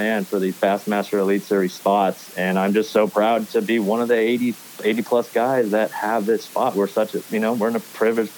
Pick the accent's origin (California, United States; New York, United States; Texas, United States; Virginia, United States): California, United States; growing up in California